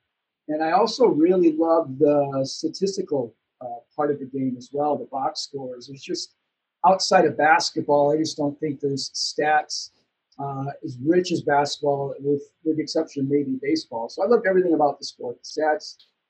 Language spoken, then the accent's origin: English; Lakeville, Minnesota, United States; also born or lived in New York City; I was just a typical sports kid growing up in Minnesota. I grew up in a small town called Lakeville, about 20 minutes south of Minneapolis